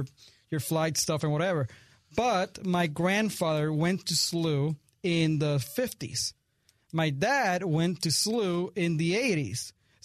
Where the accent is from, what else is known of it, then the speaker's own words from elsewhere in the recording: Puerto Rico; now in St. Louis, United States; but I'm from Puerto Rico.